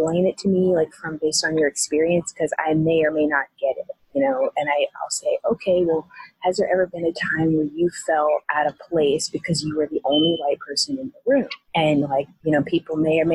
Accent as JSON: {"language": "English", "region": "Missouri", "country": "United States", "said": "I am from Missouri, and I am from Missouri"}